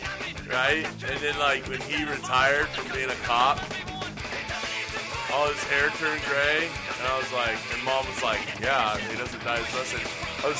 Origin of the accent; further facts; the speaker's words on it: California, United States; being from California